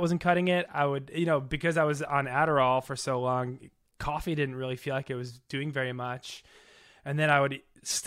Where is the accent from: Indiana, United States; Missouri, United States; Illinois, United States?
Illinois, United States; Chicago; moved away; I grew up in the South Side of Chicago